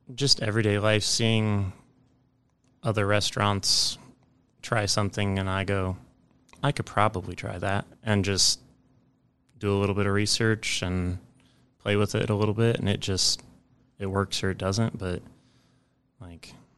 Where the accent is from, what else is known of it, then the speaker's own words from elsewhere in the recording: Ames, Iowa, United States; I grew up in Ames, Iowa